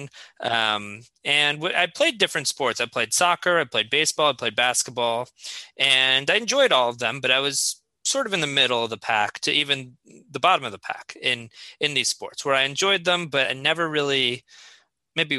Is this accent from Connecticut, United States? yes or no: yes; Fairfield, Connecticut, United States; I grew up in Fairfield, Connecticut